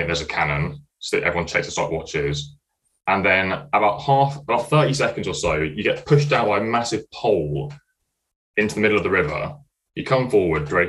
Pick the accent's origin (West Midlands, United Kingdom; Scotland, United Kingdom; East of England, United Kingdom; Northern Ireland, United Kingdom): East of England, United Kingdom; Cambridge; moved away as an adult; now in Leeds, United Kingdom; I'm from Cambridge. I'm studying mechanical engineering at Leeds.